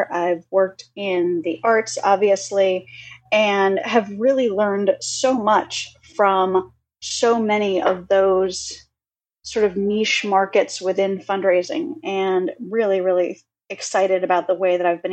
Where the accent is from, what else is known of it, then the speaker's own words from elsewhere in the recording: Detroit, Michigan, United States; moved away; I was born and raised in the Detroit area, and I'm super proud about it